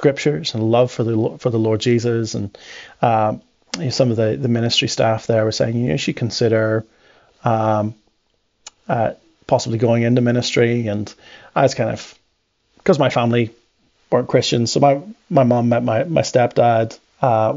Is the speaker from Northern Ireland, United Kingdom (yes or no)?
yes; Northern Ireland, United Kingdom; accent: northern; I have a more northern, much like Elder, accent mm-hmm. because my parents divorced when I was small.